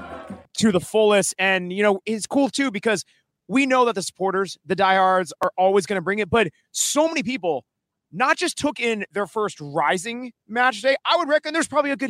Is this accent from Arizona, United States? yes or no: yes; Tucson, Arizona, United States; growing up in Tucson